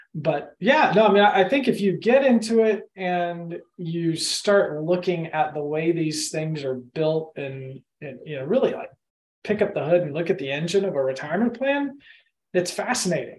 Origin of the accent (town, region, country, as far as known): Austin, Texas, United States; born or raised there; also born or lived in Oklahoma / Madrid, Spain; now in Augusta, United States